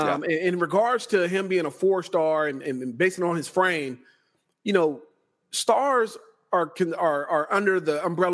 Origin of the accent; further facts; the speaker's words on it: California, United States; here in California, my hometown.